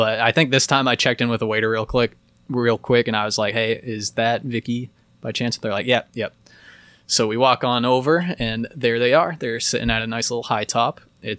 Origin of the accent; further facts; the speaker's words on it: Boulder, Colorado, United States; born there; I was born in Boulder.